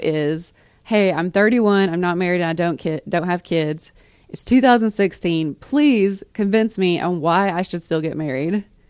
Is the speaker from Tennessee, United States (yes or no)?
yes; East Tennessee, United States; we're all from East Tennessee